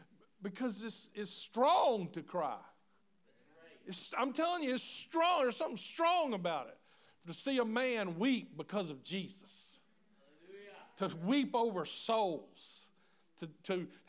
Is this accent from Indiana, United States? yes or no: no; Louisiana, United States; My family was from Mississippi, but I grew up in Louisiana